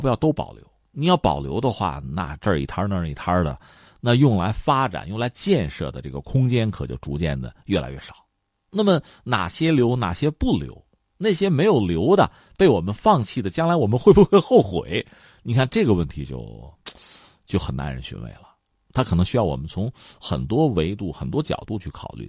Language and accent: Chinese; China; 这一直是我们中国人很骄傲、很自豪的事情